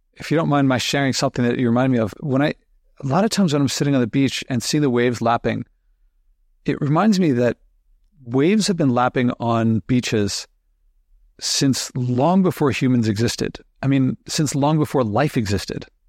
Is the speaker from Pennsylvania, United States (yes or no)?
yes; Philadelphia, Pennsylvania, United States; I grew up in Philadelphia, so going down the shore in Jersey wasn't too far away